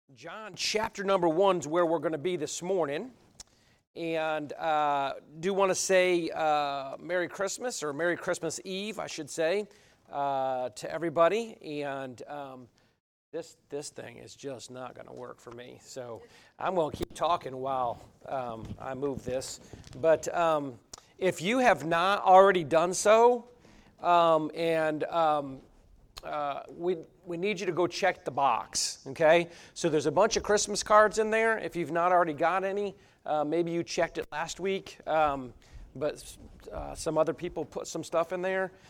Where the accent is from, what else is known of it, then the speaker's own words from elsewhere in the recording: Cambridge, New York, United States; moved away; I'm from Cambridge, New York